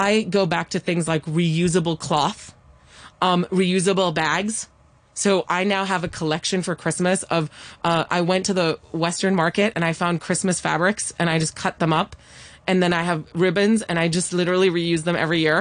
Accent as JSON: {"language": "English", "country": "Hong Kong", "tie": "born or raised there", "said": "I grew up in Hong Kong, where, of course, we do love presenting"}